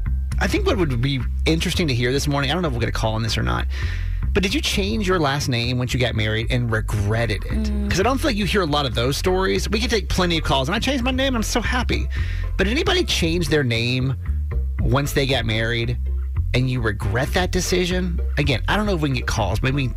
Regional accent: the South, United States; I'm the man, you're the woman, this is what we do. I grew up in the South, that's like, that's it, right?

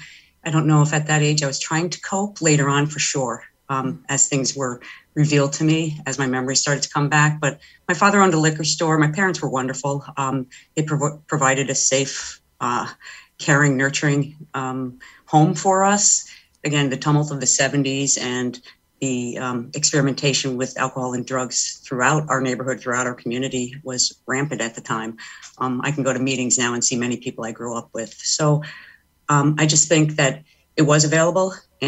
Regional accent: Stamford, Connecticut, United States; Well, I was raised in Stamford, and I was one of six children, the first of three girls after three boys.

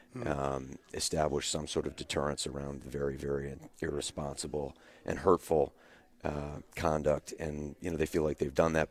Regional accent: Windsor, Connecticut, United States; I grew up in Windsor with uh, with his kids

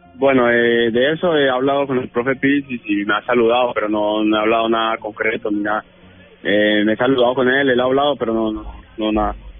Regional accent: Colombia; now in Italy; soy colombiano

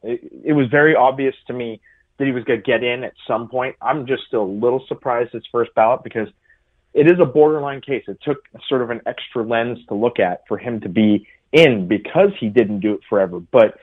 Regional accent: California, United States; You know, I grew up in California.

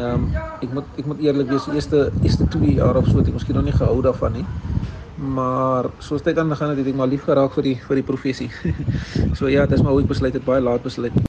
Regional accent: Cape Town, Western Cape, South Africa; also born or lived in Bridgetown/Breeden Manor (lives); ek is um van Mannenberg

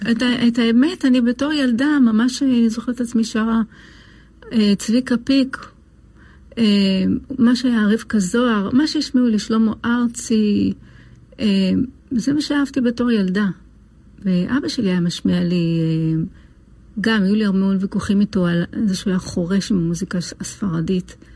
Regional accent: Lod, Central District, Israel; אני נולדתי בעיר לוד.

